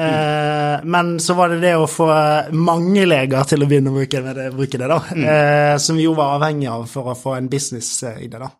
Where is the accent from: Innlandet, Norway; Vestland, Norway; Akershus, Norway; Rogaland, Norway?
Vestland, Norway; Bergen; i Bergen, min hjemby